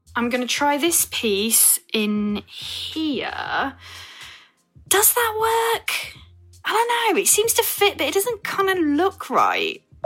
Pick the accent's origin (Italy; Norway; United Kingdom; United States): United Kingdom; Evesham, West Midlands; I'm from a little town called Evesham in Worcestershire